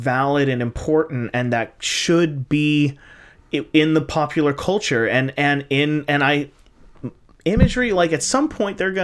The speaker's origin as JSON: {"language": "English", "country": "United States", "said": "as an American"}